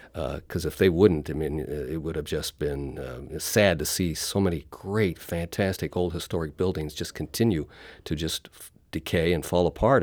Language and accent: English; St. Louis, Missouri, United States; I grew up in Saint Louis